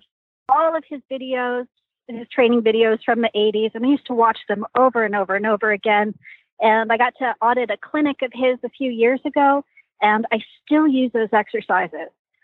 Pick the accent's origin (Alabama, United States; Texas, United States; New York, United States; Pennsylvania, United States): Texas, United States; West; moved away as an adult; now in New Jersey, United States; I'm from West Texas.